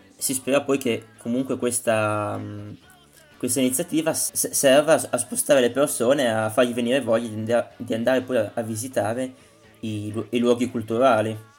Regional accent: Parma, Emilia-Romagna, Italy; io sono di Parma, si sente penso.

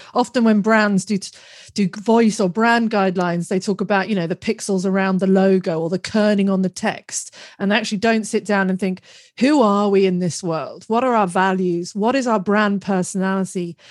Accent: United Kingdom; we're both British

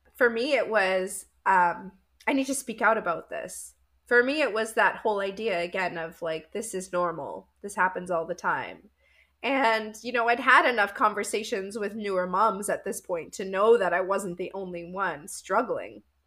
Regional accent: Winnipeg, Manitoba, Canada; I'm from Winnipeg, Canada

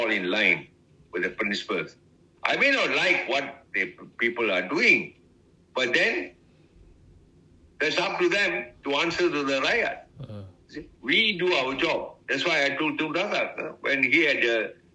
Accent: Penang, Malaysia; moved away as an adult; also born or lived in Singapore; now in Kuala Lumpur, Malaysia; I was born in Penang

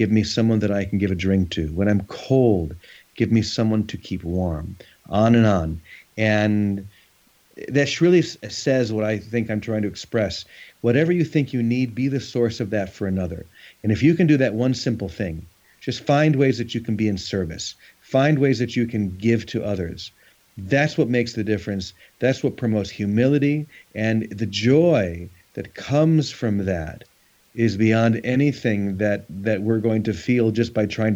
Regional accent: United States; being an American

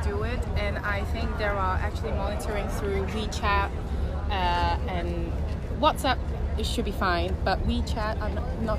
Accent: Hong Kong; we're from Hong Kong and we love the city.

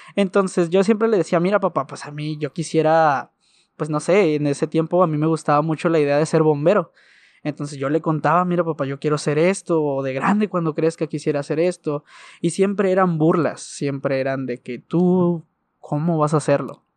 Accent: Ciudad Juárez, Chihuahua, Mexico; tengo 22 años de edad y soy de Ciudad Juárez

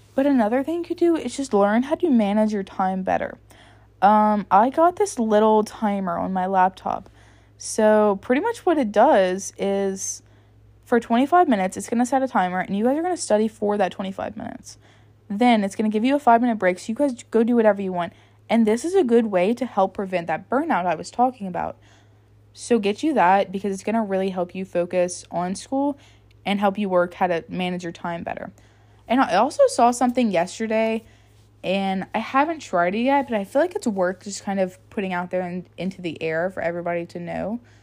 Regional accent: United States; moved away as an adult; now in Baton Rouge, United States; I moved to a different city that was about a hundred miles or so away from my hometown. And I lived in a very, very small hometown.

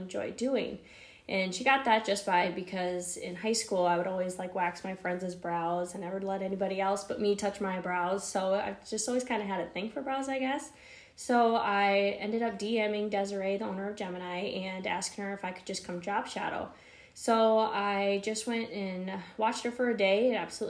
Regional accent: Faulkton, South Dakota, United States; moved away as an adult; also born or lived in Brookings, South Dakota / Sioux Falls, South Dakota; I grew up in Falkton, South Dakota. So super, super small town.

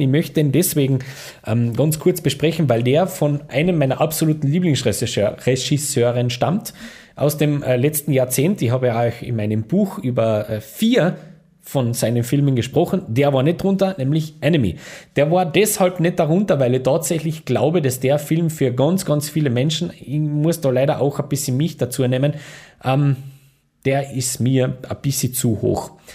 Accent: Austria; als Österreicher

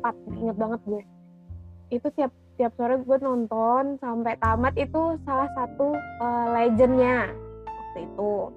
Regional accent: Padang, West Sumatra, Indonesia; moved away as an adult; now in Jakarta, Indonesia; gue asal dari Padang

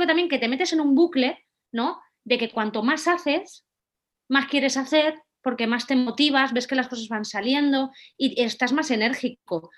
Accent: Valencia, Valencian Community, Spain; soy de Valencia

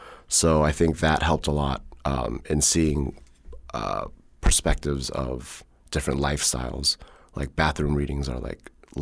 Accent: Germany; born there; the reason I was born in Germany was because they went to university there.

